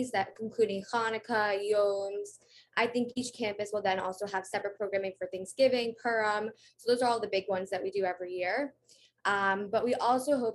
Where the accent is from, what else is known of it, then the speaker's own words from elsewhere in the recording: New York City, New York, United States; I am originally from Manhattan. I grew up here and now I'm here again